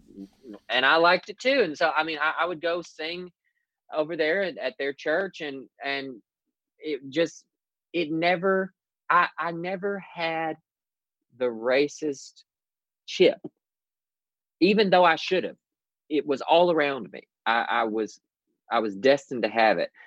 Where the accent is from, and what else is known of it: the South, United States; born or raised there